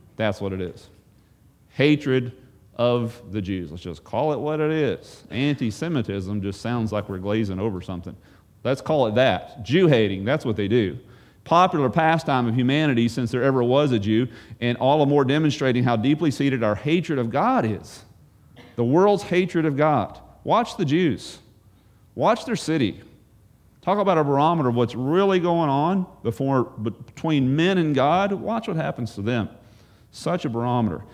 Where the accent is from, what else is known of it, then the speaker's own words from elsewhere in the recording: United States; maybe I'm biased as an American